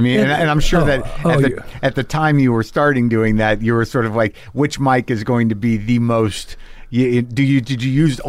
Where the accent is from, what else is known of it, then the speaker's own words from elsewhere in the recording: New Mexico, United States; moved away; I grew up in New Mexico